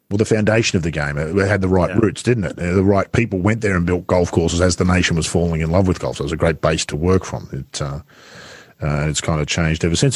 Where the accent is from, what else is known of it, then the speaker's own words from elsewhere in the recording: Sydney, New South Wales, Australia; Growing up in Sydney